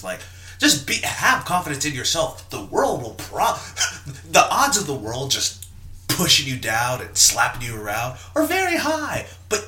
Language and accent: English; the South, United States; I'm from the South